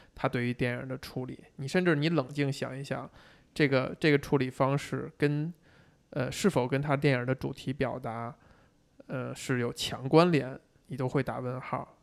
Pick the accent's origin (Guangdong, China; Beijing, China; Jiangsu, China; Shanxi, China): Beijing, China; 像我这种从小儿就在北京长大的人